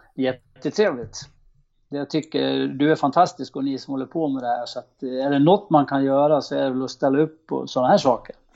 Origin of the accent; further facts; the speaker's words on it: Horndal, Dalarna County, Sweden; jag kom från Horndal